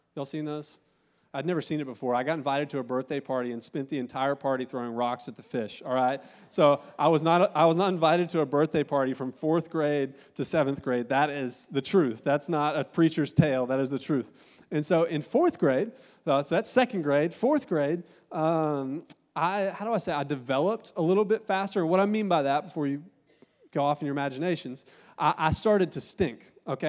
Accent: Augusta, Georgia, United States; moved away; also born or lived in Columbus, Ohio; I'm from Augusta, Georgia, and I got in a little bit of trouble, and my mom got sk-, scared, and she sent me to live with my auntie and uncle in Columbus, Ohio

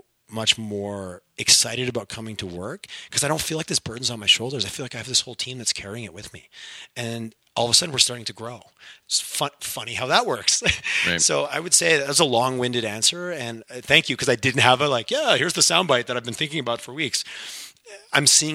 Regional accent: Montreal, Quebec, Canada; first language English; now in Alberta, Canada; growing up in Montreal and Quebec

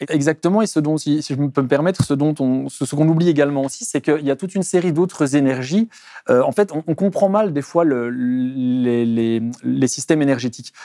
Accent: Belgium; je viens, de Belgique

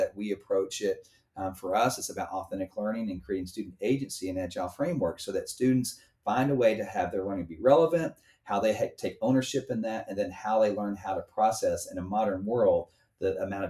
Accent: United States; being an American

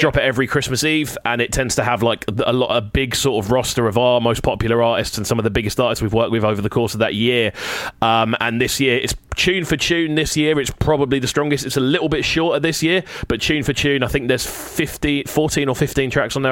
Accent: Brighton, South East England, United Kingdom; I love my hometown to pieces. Like I put my flag on for Brighton constantly.

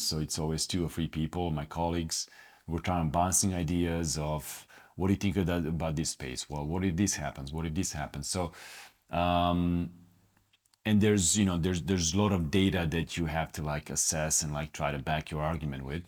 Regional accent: Split, Split-Dalmatia County, Croatia; moved away; I'm from Split. Split is in particularly known for having great athletes. When I was growing up, in in Split

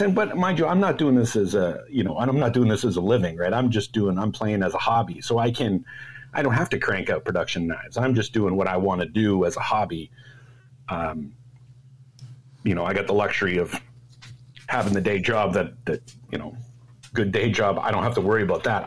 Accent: Toronto, Ontario, Canada; born or raised there; moved away as an adult; now in Bay Area, United States

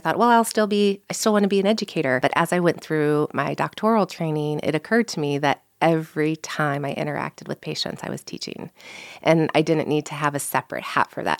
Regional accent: St. Louis, Missouri, United States; moved away as an adult; also born or lived in Iowa / Omaha, Nebraska; I grew up in Saint Louis, Missouri

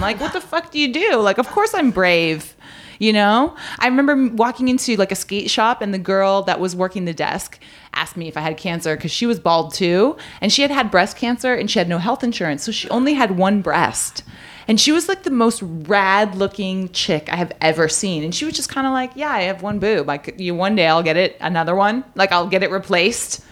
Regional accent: Canada; moved away; also born or lived in California; in my hometown, I'm Canadian, it's a small town

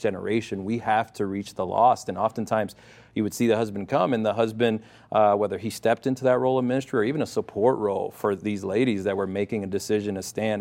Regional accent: Connecticut, United States; also born or lived in Puerto Rico; where I grew up in Connecticut

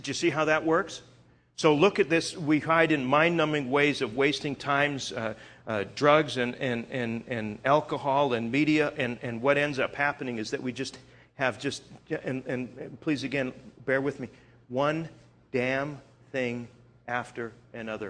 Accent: Canada; moved away; I'm originally from Canada

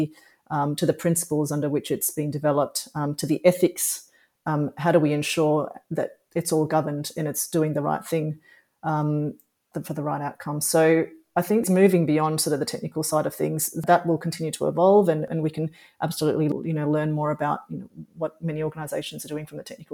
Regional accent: Australia; also born or lived in Singapore; I was born in Singapore and I've got an Indian cultural heritage, but I've grown up pretty much in Australia

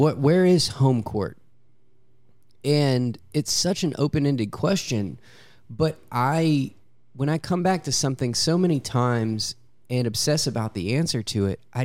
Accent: Louisiana, United States; I'm from Louisiana

